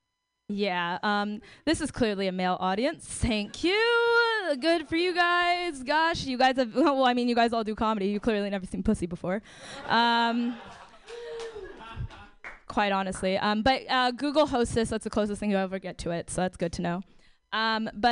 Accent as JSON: {"language": "English", "town": "San Francisco", "region": "California", "country": "United States", "tie": "born or raised there", "said": "I'm born and raised in San Francisco"}